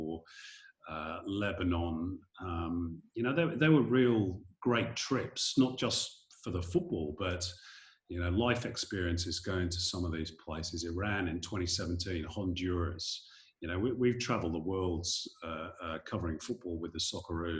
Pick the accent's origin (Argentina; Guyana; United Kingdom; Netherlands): United Kingdom; Manchester, North West England; moved away as an adult; now in Sydney, Australia; as a kid growing up in Manchester in Northern England